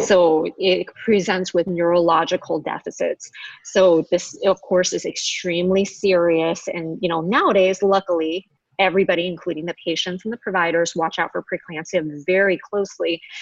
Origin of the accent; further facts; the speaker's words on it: Los Angeles, California, United States; also born or lived in Honolulu, Hawaii; we're actually both from San Gabriel Valley